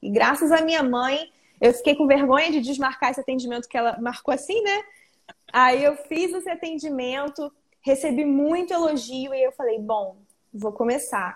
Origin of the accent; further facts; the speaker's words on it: Arraial do Cabo, Rio de Janeiro, Brazil; eu sou de Arraial do Cabo, região do interior da região dos Lagos do Rio